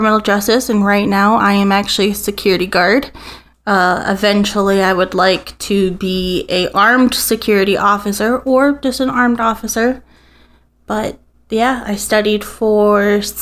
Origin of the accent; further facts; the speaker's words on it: Bethesda, Maryland, United States; now in Toledo, United States; I am actually from Bethesda, Maryland. Was born there.